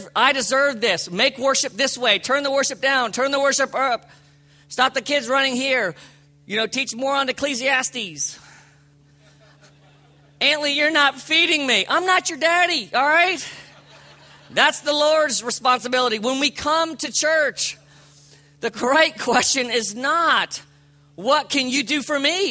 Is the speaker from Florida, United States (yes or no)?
yes; Palm Beach County, South Florida, United States; I grew up in Palm Beach County